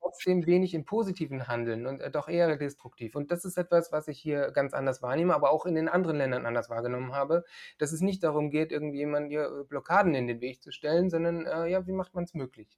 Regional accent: Germany; now in Bulgaria; als Deutsche hier

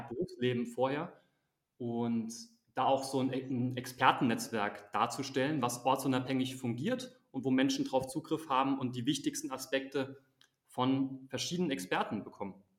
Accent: Germany; moved away as an adult; also born or lived in Azerbaijan / Switzerland / United States / South Africa; Bei uns in Deutschland

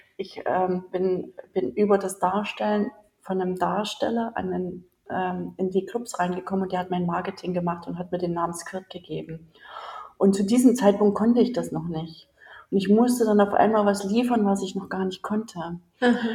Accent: Germany; moved away as an adult; bin ja Deutsche und in Deutschland aufgewachsen

